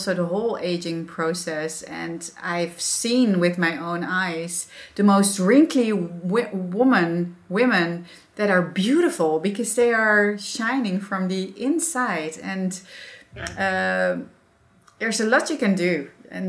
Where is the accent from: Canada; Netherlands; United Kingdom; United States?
Netherlands; accent: Dutch; English is a second language; being a Dutch with my accent and everything